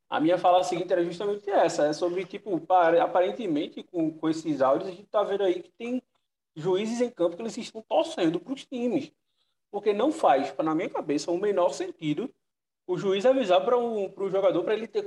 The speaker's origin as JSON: {"language": "Portuguese", "region": "Northeast Region", "country": "Brazil", "said": "Eu que sou do Nordeste"}